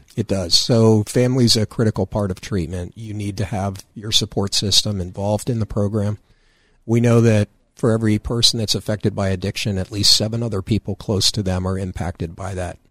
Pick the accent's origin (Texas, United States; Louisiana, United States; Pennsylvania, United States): Pennsylvania, United States; Danville; from Danville, Riverside area.